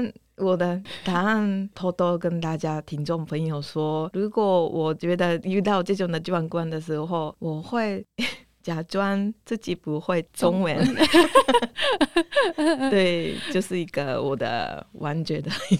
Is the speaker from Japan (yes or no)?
yes; Japan; Chinese is a second language; moved away as an adult; now in Taiwan; 因为我是我是日本人